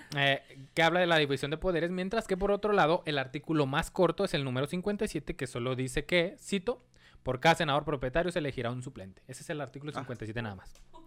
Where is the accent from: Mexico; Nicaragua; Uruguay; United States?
Mexico; como mexicanos